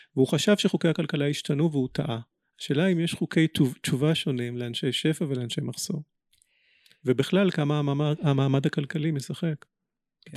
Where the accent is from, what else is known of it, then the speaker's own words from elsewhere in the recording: Israel; בינינו כישראלים ובינינו יהודים